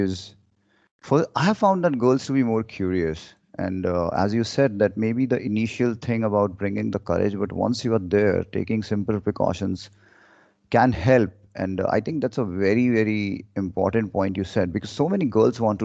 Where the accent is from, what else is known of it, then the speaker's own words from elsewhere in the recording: India; I'm born and brought up in India